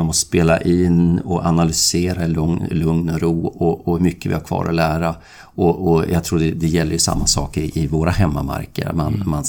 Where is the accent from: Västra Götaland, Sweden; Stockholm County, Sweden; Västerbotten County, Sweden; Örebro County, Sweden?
Västerbotten County, Sweden; Ja, jag är från Västerbotten